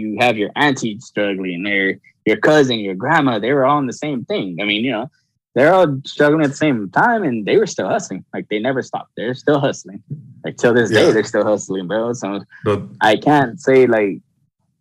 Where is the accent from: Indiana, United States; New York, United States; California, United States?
California, United States; Los Angeles; now in Baldwin Park, United States; I grew up in El Sereno, and I never forget it.